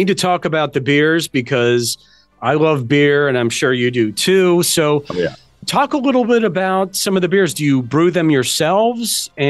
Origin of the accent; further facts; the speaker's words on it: Germany; now in United States; You know, I grew up in Germany, but I wasn't old enough to drink.